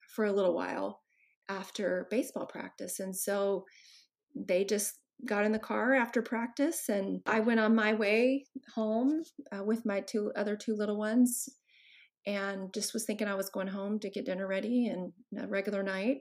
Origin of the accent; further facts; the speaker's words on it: Texas, United States; I grew up in Texas and I'm the oldest of five kids